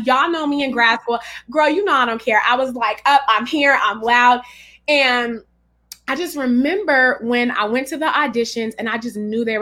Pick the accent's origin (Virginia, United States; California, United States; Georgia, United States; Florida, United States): California, United States; Richmond; also born or lived in Pinole; I'm from Richmond, California, which is the San Francisco Bay Area